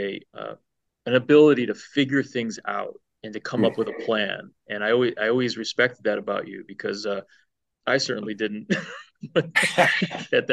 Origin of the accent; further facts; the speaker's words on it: Rochester, New York, United States; we grew up in Rochester, New York